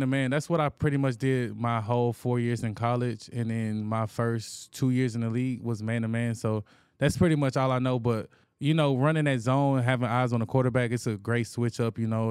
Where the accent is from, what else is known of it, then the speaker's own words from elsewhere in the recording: Anniston, Alabama, United States; moved away as an adult; now in Houston, United States; I'm from Anniston, Alabama, a smaller city